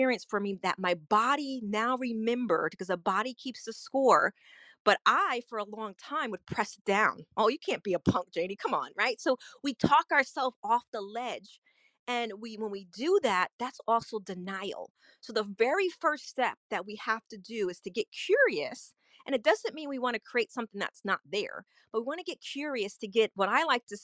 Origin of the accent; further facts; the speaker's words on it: New York, United States; now in Orlando, United States; I'm originally from New York, but I live in the Orlando, Florida area